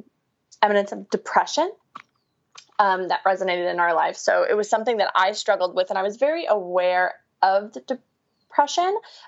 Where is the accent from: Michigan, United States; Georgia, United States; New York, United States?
New York, United States; So I'm from New York, born and raised. You can't tell by my lovely accent. No. I like to think I don't have it anymore, but sometimes when I talk really fast, it comes out.